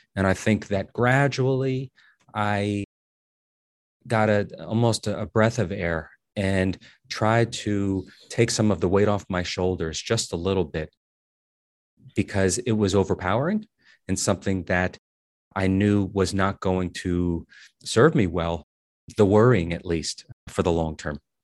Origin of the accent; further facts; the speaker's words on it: Paterson, New Jersey, United States; I'm from Paterson, New Jersey